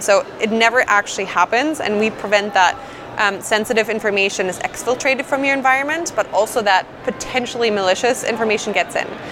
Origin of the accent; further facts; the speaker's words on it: Germany; moved away as an adult; now in Redmond, United States; Born and raised in Germany, and I moved over to the states about three and a half years ago.